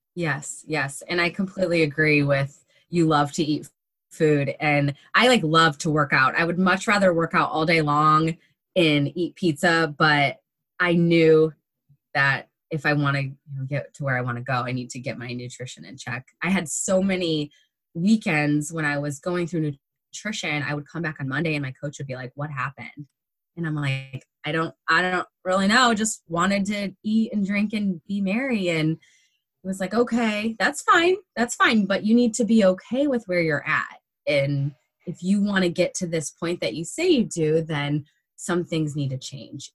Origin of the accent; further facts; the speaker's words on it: Michigan, United States; moved away; I'm a Midwest girl. I'm from Michigan and we love our meat and potatoes and our corn up there.